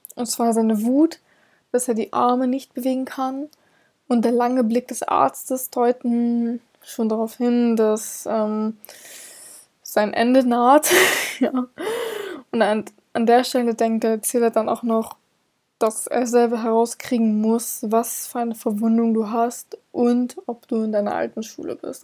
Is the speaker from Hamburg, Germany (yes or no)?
yes; Hamburg, Germany; ich komme selber aus Hamburg, wir sind eine Millionenstadt.